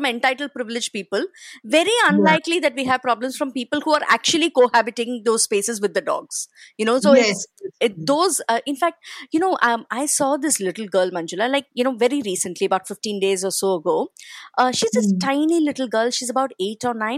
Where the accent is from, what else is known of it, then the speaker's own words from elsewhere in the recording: Chennai, Tamil Nadu, India; moved away as an adult; now in Mumbai, India; I come from Chennai